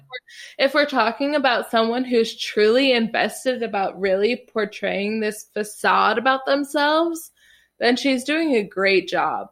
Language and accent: English; Illinois, United States; moved away; also born or lived in South Carolina; Illinois, my home state